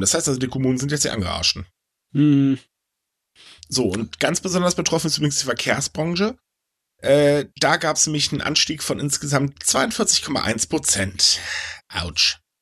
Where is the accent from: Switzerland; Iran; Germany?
Germany; bei uns in Deutschland